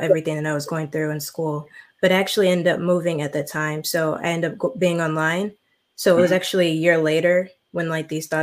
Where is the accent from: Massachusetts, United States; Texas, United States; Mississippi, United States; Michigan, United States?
Michigan, United States; I am from Michigan